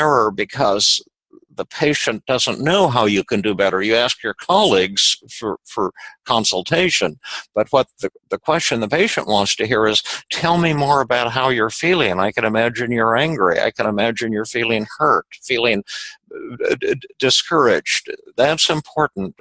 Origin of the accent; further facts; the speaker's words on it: Denver, Colorado, United States; when I was little, yeah, I was raised in Denver